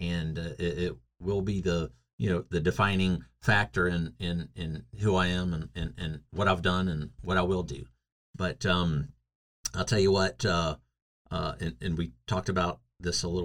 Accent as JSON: {"language": "English", "region": "North Carolina", "country": "United States", "tie": "born or raised there", "moved": "yes", "said": "in the state of North Carolina, my home state"}